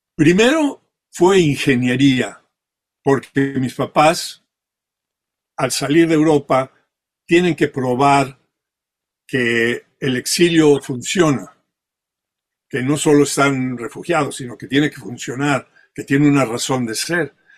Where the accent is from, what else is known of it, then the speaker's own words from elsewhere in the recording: Mexico; first language French; Spanish is a second language; also born or lived in Spain / France; now in California, United States; yo ya crecí en México, o sea, toda mi vida ya eh, con pensamiento ya fue en México todo